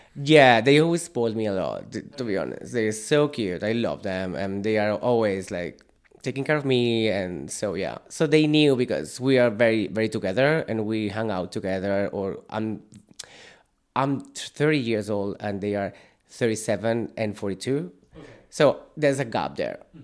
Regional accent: Sant Cugat del Vallès, Catalonia, Spain; English is a second language; moved away as an adult; now in Ireland; I'm from Barcelona. I'm from a town very close to Barcelona, San Cugat.

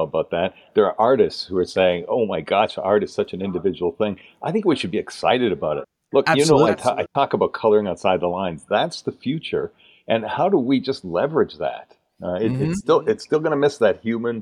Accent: Canada; accent: Canadian; moved away as an adult; also born or lived in Dallas, Texas; now in United States; you'll notice by the way I talk, I'm a Canadian. I defected to the States, as my dad used to say, almost 30 years ago.

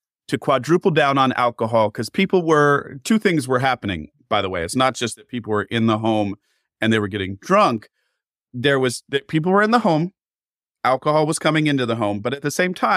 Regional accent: Pacific Northwest, United States; we're both from the Pacific Northwest

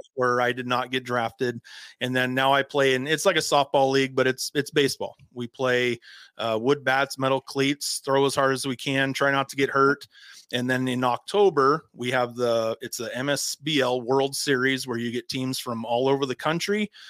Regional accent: Havre, Montana, United States; moved away; I'm from Havre, Montana. If anybody knows where Havre, Montana is, it's 30 minutes from the Canadian border, about in the middle of the state. And when okay. I was growing up, we lived outside of Havre, Montana.

